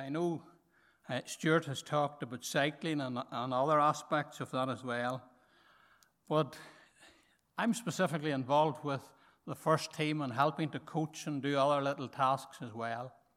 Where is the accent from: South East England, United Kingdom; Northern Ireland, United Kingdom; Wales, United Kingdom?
Northern Ireland, United Kingdom; Markethill; I'm from Market Hill